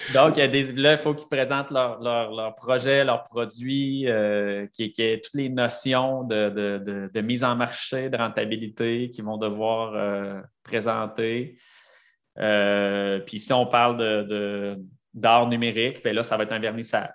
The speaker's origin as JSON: {"language": "French", "town": "Sainte-Brigitte-de-Laval", "region": "Quebec", "country": "Canada", "said": "je viens de Sainte-Brigitte de Laval"}